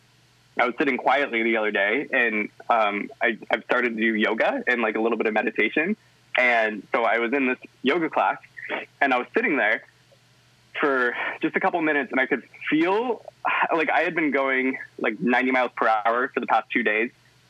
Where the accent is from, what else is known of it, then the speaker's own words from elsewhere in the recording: Northwest, United States; I grew up in the Northwest, which a lot of people are like, yeah, liberal, yeah, wonderful. But wasn't the case in my hometown, wasn't the case where I was growing up.